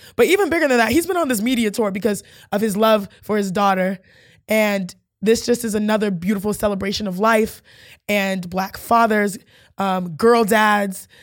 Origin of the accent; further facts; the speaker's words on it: Houston, Texas, United States; I'm from Houston